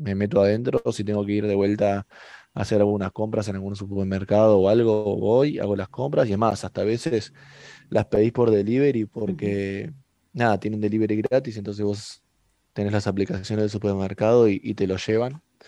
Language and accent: Spanish; Mar del Plata, Buenos Aires Province, Argentina; moved away as an adult; now in Qatar; somos, o sea, somos argentinos